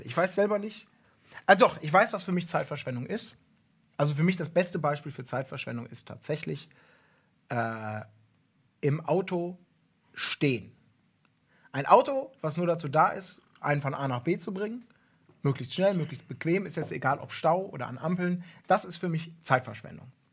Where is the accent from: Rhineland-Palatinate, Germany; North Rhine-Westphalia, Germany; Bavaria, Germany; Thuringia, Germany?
North Rhine-Westphalia, Germany; Ibbenbüren; moved away; früher von Ebenbüren, wo ich groß geworden bin, so ein kleines Kaff